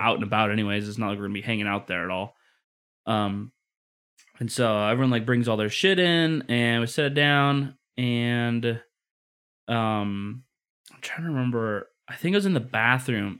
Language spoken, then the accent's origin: English; Midwest, United States; moved away; growing up in the Midwest too